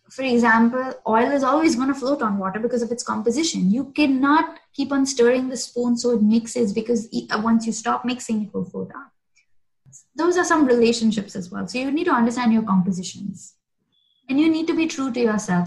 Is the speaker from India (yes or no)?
yes; Mumbai, Maharashtra, India; I grew up in South Bombay